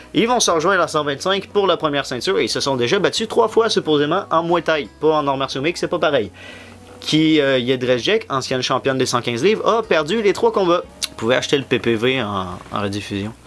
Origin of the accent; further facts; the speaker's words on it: Quebec, Canada; on est des Québécois